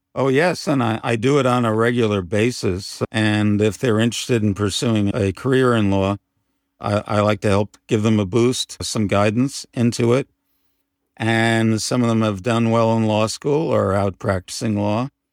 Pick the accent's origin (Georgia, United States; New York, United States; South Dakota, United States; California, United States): New York, United States; Pelham; also born or lived in Bronx, New York; I was born in the, uh, Bronx, New York, and grew up primarily and went to high school in Pelham, New York